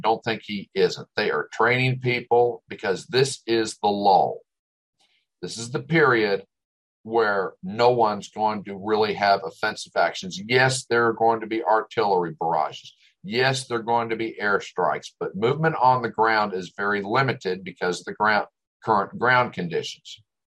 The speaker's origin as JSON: {"language": "English", "region": "Northern United States", "country": "United States", "said": "I mean, look at our Civil War. We didn't have, as a Northerner, we didn't have a successful campaign and battle until Gettysburg."}